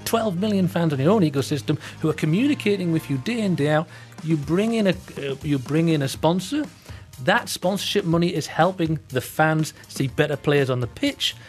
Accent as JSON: {"language": "English", "town": "Newcastle upon Tyne", "region": "North East England", "country": "United Kingdom", "moved": "yes", "lives_now": "Malaysia", "said": "I'm from Newcastle"}